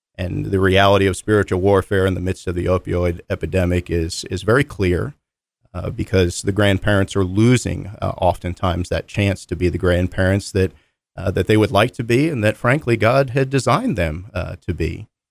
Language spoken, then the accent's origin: English; Philadelphia, Pennsylvania, United States; now in North Carolina, United States; I grew up in the Philadelphia area